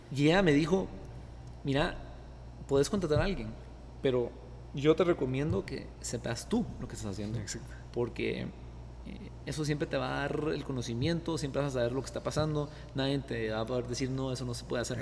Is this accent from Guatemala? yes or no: yes; Guatemala; also born or lived in United States; como guatemalteco